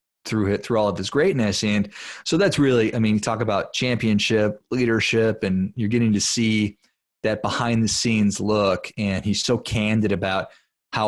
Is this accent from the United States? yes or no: yes; Duluth, Minnesota, United States; I'm from Duluth, Minnesota, which if people aren't familiar with that, it's up there in northern Minnesota. It's a beautiful little town, super cold. And I grew up playing hockey